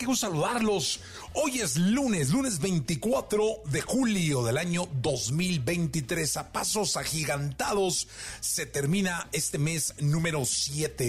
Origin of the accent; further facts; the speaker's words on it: Mexico; soy mexicano